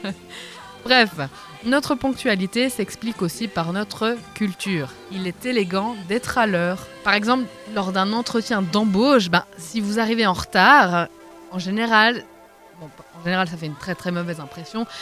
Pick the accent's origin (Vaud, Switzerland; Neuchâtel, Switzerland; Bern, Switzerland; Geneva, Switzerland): Vaud, Switzerland; en tant que vaudoise